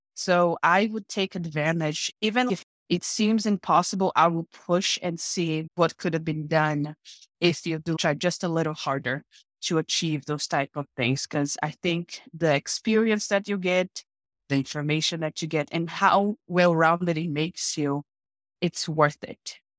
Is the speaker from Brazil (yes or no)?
yes; Paraíba, Brazil; English is a second language; moved away as an adult; now in United States; I am from a small town in Brazil, located, like, on the northeast of Brazil, called State of Paraíba